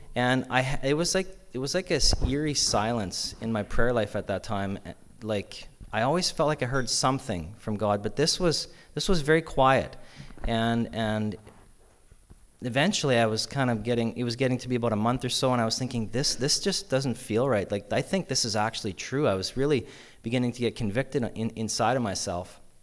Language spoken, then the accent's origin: English; Yorkton, Saskatchewan, Canada; I grew up in Yorkton here